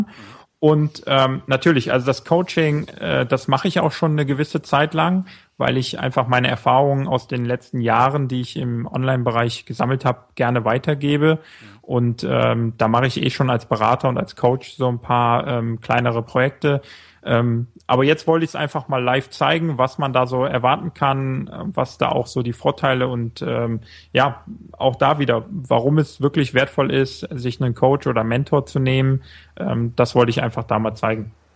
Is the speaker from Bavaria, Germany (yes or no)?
no; small town beyond Mönchengladbach, westernmost Germany, North Rhine-Westphalia, Germany; aus einem kleineren Ort Richtung, mehr Richtung Mönchengladbach, sogar noch hinter Mönchengladbach. Ganz an der, an der westlichsten Stelle von Deutschland